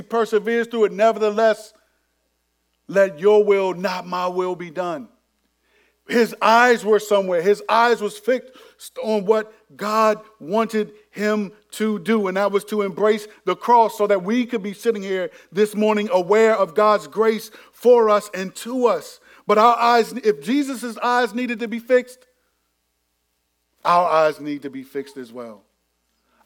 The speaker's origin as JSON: {"language": "English", "town": "Landover", "region": "Maryland", "country": "United States", "tie": "born or raised there", "said": "this was in middle school, went to Benjamin Tasker over in Bowie, even though I was from Landover"}